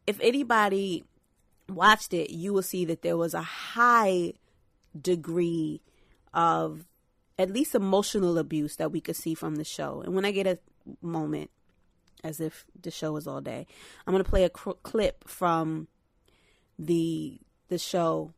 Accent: New York City, New York, United States; I'm from Brooklyn. Shout out Brooklyn. Shout out Reverb Projects. where, uh, Fab is from. It's literally up the street from where I grew up

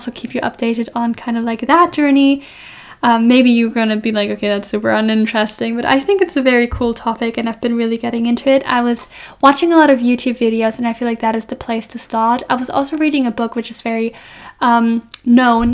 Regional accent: Germany; moved away as an adult; now in Scotland, United Kingdom; I'm from Germany

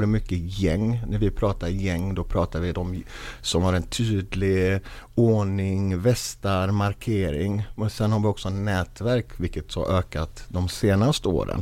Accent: Gothenburg, Västra Götaland, Sweden; Jag är själv uppvuxen i Biskopsgården, finaste området.

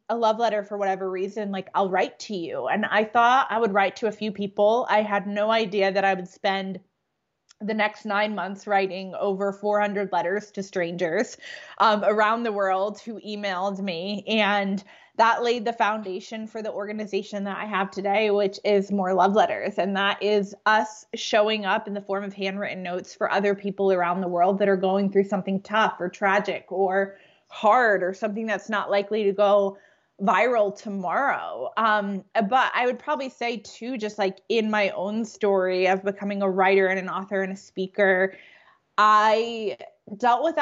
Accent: Connecticut, United States; now in Atlanta, United States; I'm originally from Connecticut, though I live in Atlanta, Georgia. I grew up in New England

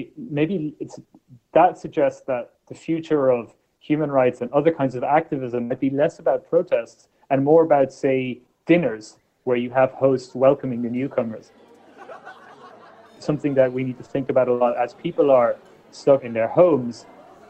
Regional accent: Ireland; When I was born in Ireland in the 1980s

